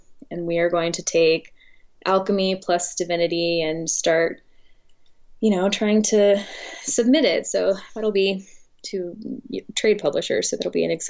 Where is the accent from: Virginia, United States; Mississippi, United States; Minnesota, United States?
Mississippi, United States; also born or lived in Los Angeles; I'd been very insulated growing up in Mississippi, because I came from like a school that was predominantly Black and a community that was predominantly Black.